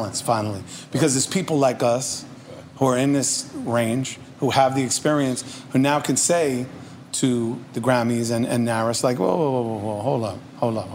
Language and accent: English; New York City, New York, United States; I grew up in Redfern Project